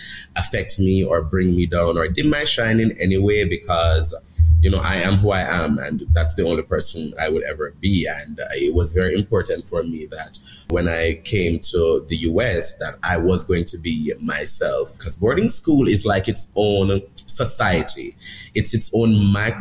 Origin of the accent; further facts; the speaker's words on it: Jamaica; now in United States; I'm from Jamaica